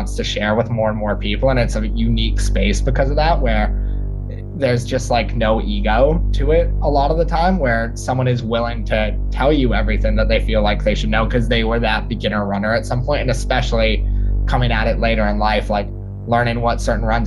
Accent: New York City, New York, United States; born and raised in New York City

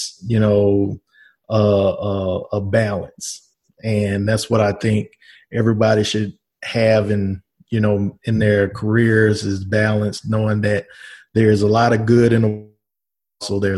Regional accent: Shreveport, Louisiana, United States; also born or lived in Washington, D.C.; now in Covington, United States; My hometown is Shreveport, Louisiana. Currently live in Covington, Louisiana. And I was born and raised in Shreveport

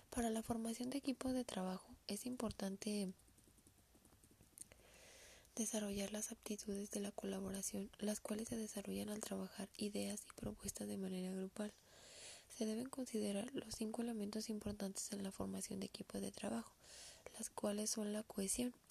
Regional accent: Aguascalientes, Mexico; soy del estado de Aguascalientes

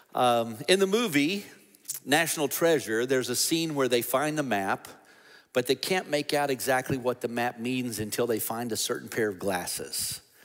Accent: United States; we, as American Christians

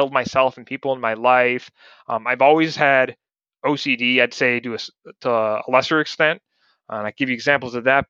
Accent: Ohio, United States; moved away as an adult; also born or lived in Montana / Richmond, Virginia; when I was over at their house growing up in Ohio

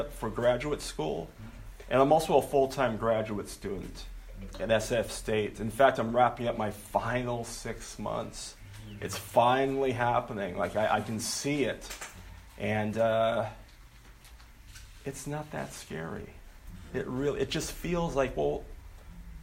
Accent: Okinawa, Japan; moved away; I'm from Okinawa, Japan. That's where I was born.

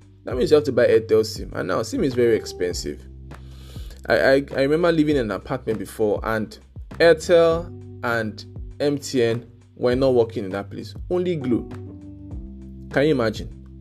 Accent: Lagos, Nigeria; moved away; also born or lived in Ilorin; I grew up in Lagos

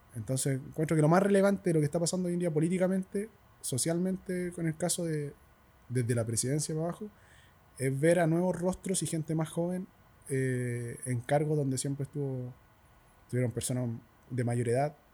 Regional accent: El Castillo, Santiago Metropolitan Region, Chile; en el castillo en el lugar donde yo nací y me crié

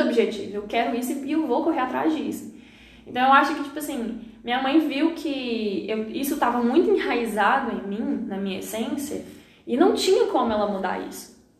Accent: Lamim, Minas Gerais, Brazil; moved away; Eu sou natural da cidade de Lamim, Minas Gerais interior

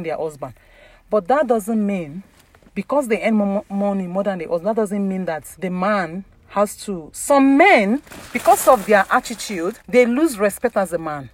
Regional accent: Ondo, Nigeria; I'm from Yoruba, Ondo State

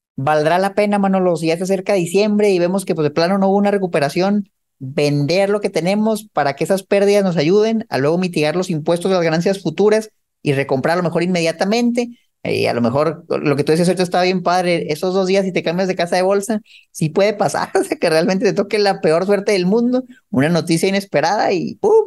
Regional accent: Mexico; moved away as an adult; also born or lived in United States; cuando yo me mudé de Estados Unidos de vuelta a México

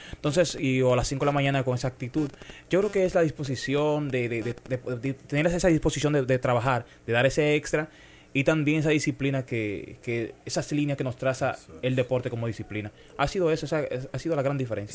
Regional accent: Dominican Republic; ya me terminé de criar en Vallaguana, un barrio de Las Flores. Soy de Vallaguana, como digo, orgullosamente

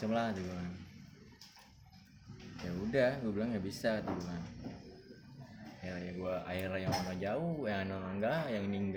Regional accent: Bogor, West Java, Indonesia; akhirnya gue buktiin ya kan dan jauh-jauh ini gue dari Bogor kita kompetisi akhirnya gue masuk 16 besar

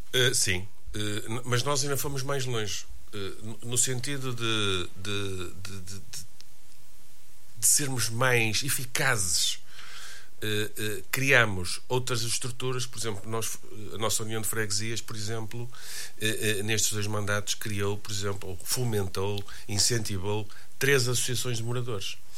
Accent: Braga, Norte, Portugal

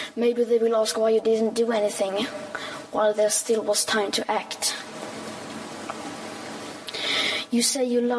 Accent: Sweden; I am 15 years old, and I'm from Sweden.

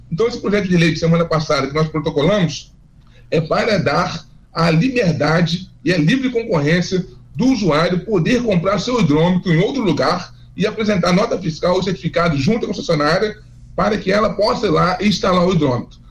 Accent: Fluminense, Rio de Janeiro, Brazil; eu sou fluminense

